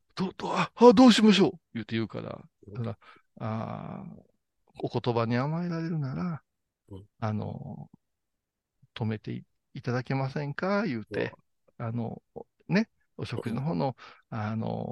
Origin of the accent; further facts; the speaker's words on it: Kurashiki, Okayama, Japan; 私は倉敷ですからね